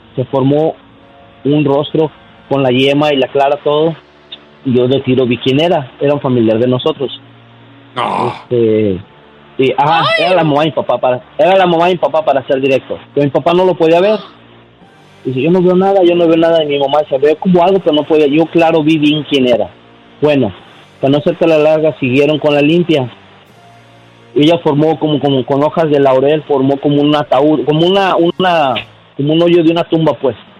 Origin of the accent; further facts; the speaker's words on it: León, Guanajuato, Mexico; now in United States; nosotros somos de León, Guanajuato